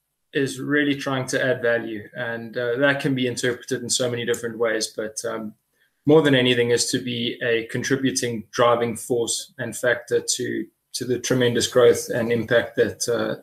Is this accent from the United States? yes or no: no; South Africa; As a South African, you kind of have to be passionate about rugby.